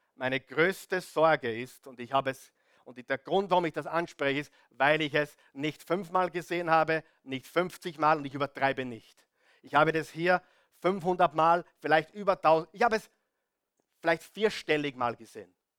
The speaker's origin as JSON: {"language": "German", "country": "Austria", "tie": "born or raised there", "said": "ich bin da am Land aufgewachsen"}